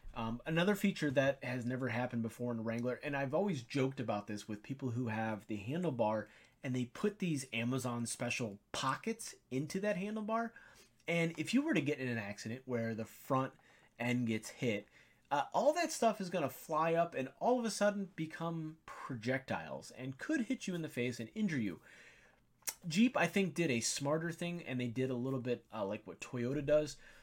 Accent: near Wixom, Michigan, United States; they're right here in my hometown, not too far, maybe thirty minutes away.

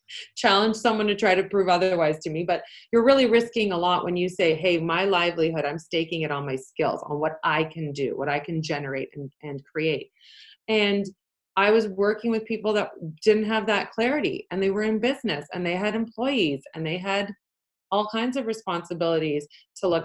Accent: Canada; first language Polish; English is a second language; I'm from Canada.

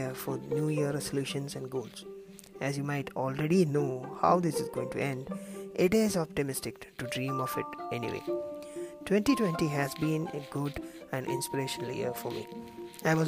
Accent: Kerala, India; I am from Kerala

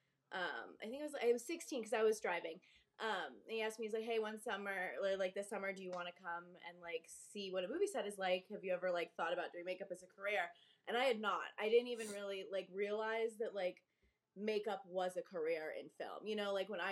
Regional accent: Claremont, California, United States; also born or lived in Glendale, California / Los Angeles, California; I was born in Glendale, raised in Claremont, which is like outside of the city, and then I moved back to LA proper

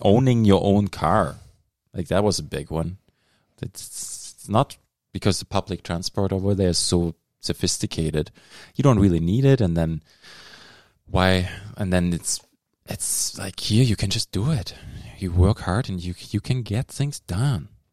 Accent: Dortmund, North Rhine-Westphalia, Germany; now in Thunder Bay, Canada; the city where I grew up in Dortmund

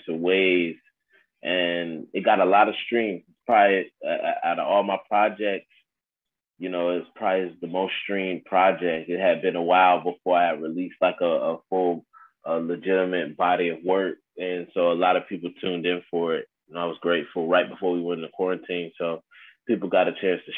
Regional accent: Augusta, Georgia, United States; also born or lived in Newark, New Jersey; Born in Newark, New Jersey, but I was raised in Augusta, Georgia.

